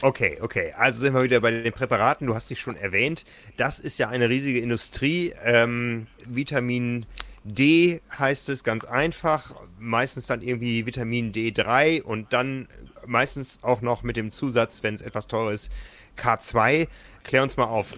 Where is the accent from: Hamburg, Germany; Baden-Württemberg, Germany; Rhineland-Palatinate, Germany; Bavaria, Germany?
Hamburg, Germany; als Hamburger